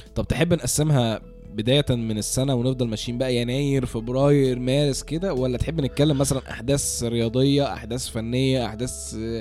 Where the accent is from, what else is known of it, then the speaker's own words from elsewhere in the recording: Egypt; إحنا كمصريين